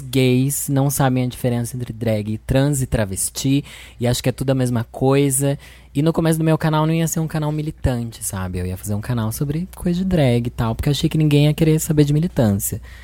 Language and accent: Portuguese; Sorocaba, São Paulo, Brazil; Eu sou de Sorocaba, São Paulo, sou drag queen há quatorze anos